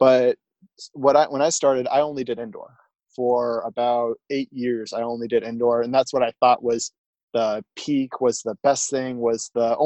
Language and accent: English; Tacoma, Washington, United States; also born or lived in Enumclaw, Washington; I was born in Tacoma, Washington, residence out of Enumclaw, Washington.